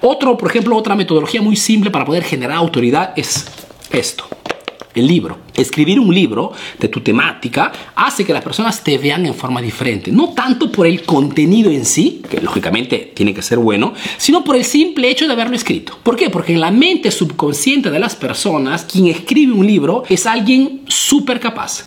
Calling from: Venezuela; saludos desde Venezuela

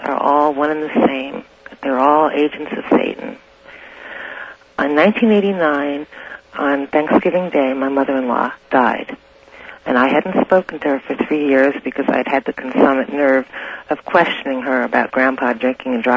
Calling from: Santa Rosa, California, United States; I'm calling from Santa Rosa

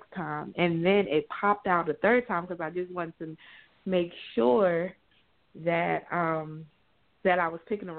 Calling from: New Jersey, United States; I'm calling from New Jersey.

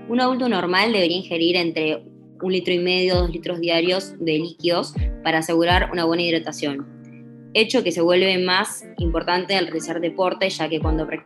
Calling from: Puerto Madryn, Chubut, Argentina; de Puerto Madryn y tengo 20 años.

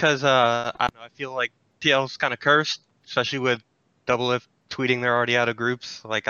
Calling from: Orlando, Florida, United States; Calling from Orlando, Florida

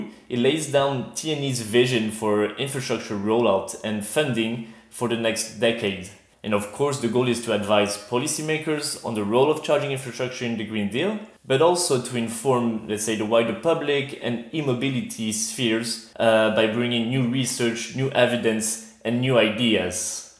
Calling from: Brussels, Brussels-Capital Region, Belgium; So I'm calling from my home in Brussels.

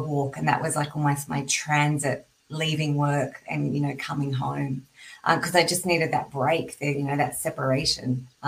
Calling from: Sydney, New South Wales, Australia; I'm in Sydney, Australia, and it's actually not raining.

